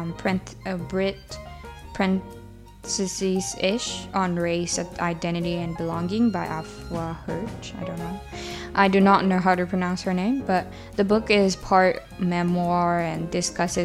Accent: Japan; now in United Kingdom; Growing up in Japan and or in a traditional Japanese family culture

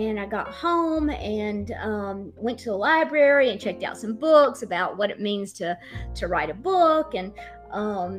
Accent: the South, United States; I am not just not from Boston, I'm from the South.

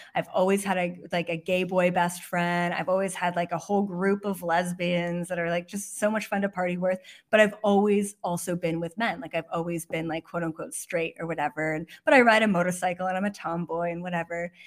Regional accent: Canada; moved away as an adult; also born or lived in Toronto; now in West Hollywood, United States; I'm Canadian

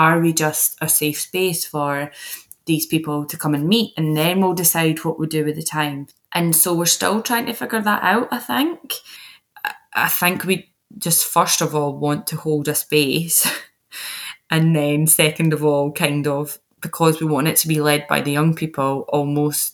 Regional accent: Fife, Scotland, United Kingdom; I'm from here and I speak with the same voice

